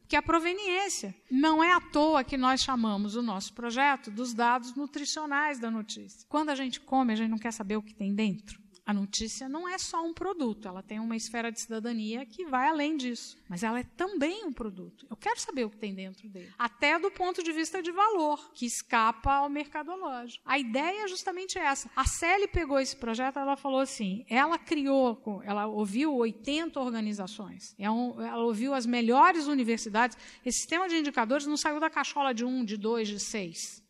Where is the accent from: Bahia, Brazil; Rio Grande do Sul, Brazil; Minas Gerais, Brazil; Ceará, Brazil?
Minas Gerais, Brazil; now in São Paulo, Brazil; eu sou mineira